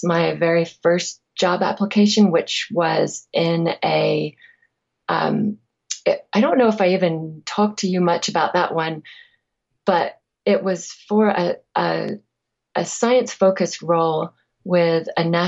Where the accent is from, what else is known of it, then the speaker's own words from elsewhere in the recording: England, United Kingdom; I'm also from England